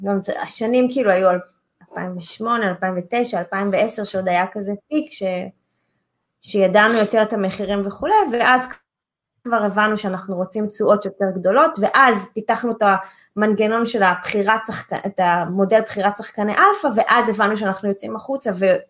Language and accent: Hebrew; Holon, Tel Aviv District, Israel; אני עשיתי נדל"ן בחולון, זו העיר שבה נולדתי